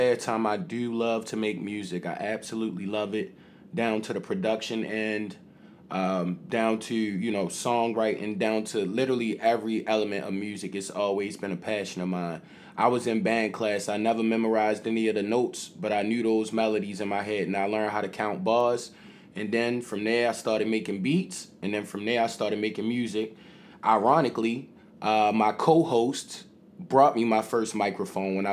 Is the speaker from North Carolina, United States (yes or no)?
no; Baltimore, Maryland, United States; we from Baltimore